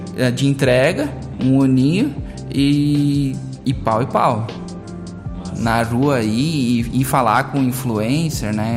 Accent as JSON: {"language": "Portuguese", "town": "Teutônia", "region": "Rio Grande do Sul", "country": "Brazil", "said": "eu sou lá de Teutônia, né? nasci em Teutônia"}